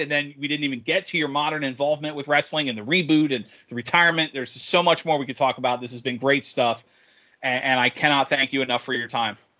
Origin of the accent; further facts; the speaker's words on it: Norfolk, Virginia, United States; being my, my hometown, you will be appearing in Norfolk